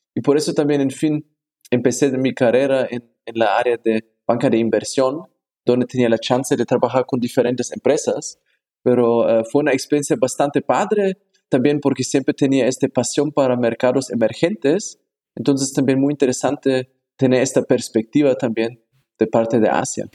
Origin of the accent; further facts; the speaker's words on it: Germany; Spanish is a second language; moved away as an adult; also born or lived in Hong Kong; now in Mexico; yo nací en Alemania